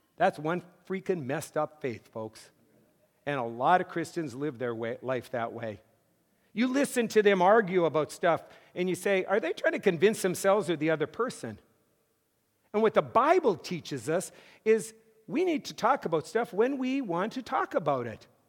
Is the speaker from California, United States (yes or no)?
no; Mott, North Dakota, United States; moved away as an adult; also born or lived in Massachusetts / Fort Wayne; I grew up in North Dakota